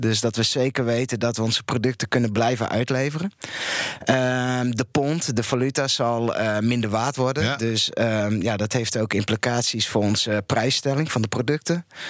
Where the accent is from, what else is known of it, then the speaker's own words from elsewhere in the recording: Friesland, Netherlands; nu ben ik zelf een Fries, maar opgevoed door een Limburgse moeder